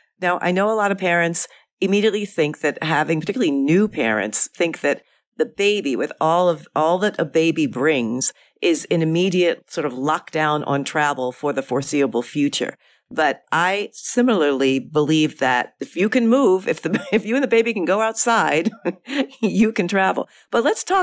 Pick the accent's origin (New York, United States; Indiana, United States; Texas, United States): New York, United States; New York City; a native New Yorker